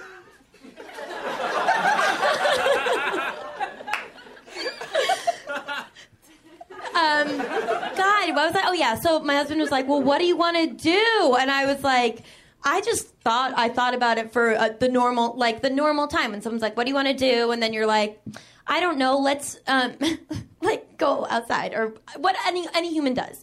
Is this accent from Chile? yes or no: no; Boston, Massachusetts, United States; I am from Boston